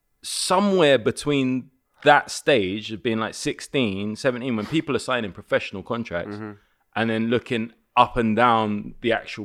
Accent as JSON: {"language": "English", "region": "London", "country": "United Kingdom", "tie": "born or raised there", "said": "Where I'm from in West London, like I was born in Kilburn. I grew up around there in Willesden. Very Caribbean, very Irish, and then a very, very heavy Bangladeshi presence."}